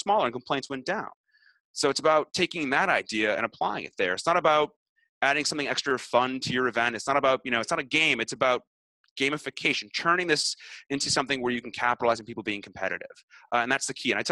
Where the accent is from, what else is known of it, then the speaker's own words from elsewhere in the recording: Canada; I'm Canadian